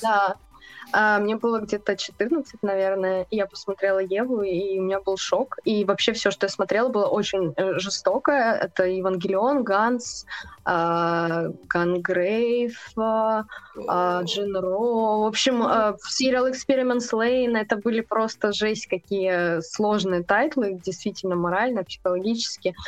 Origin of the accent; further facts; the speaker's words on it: Ukraine; moved away as an adult; now in Russia; я вообще не из России, если что. я переехала Ой, из Украины.